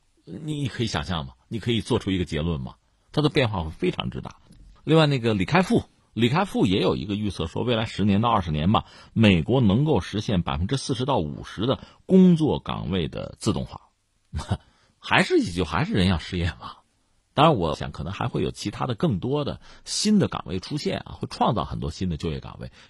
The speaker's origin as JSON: {"language": "Chinese", "country": "China", "said": "所以就占领前沿、占领这个技术的制高点，对我们中国人来讲，它有着特别重要的意义。"}